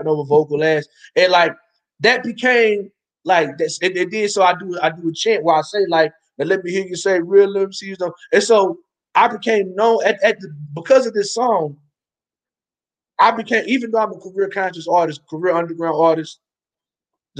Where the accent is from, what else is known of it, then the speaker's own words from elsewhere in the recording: Ardmore, United States; Ardmore, my hometown